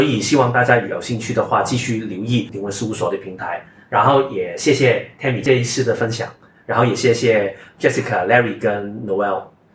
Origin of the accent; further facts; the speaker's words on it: Hong Kong; 我是一家香港长大嘛